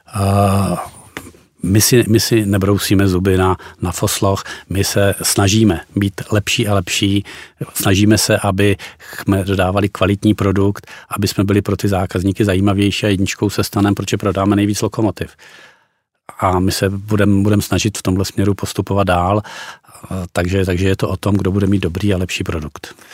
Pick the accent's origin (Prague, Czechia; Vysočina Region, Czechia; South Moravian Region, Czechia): Vysočina Region, Czechia; já jsem taky z Vysočiny